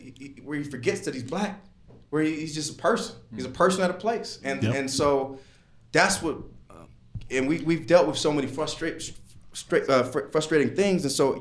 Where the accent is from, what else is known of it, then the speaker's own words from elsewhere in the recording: Los Angeles, California, United States; now in Salt Lake City, United States; I'm from Los Angeles, exactly.